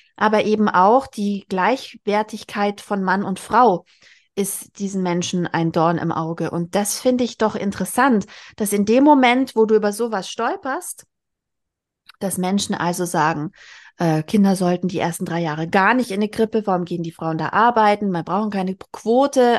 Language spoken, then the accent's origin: German; Bavaria, Germany; ich komme gebürtig aus Bayern und in meinem Heimatort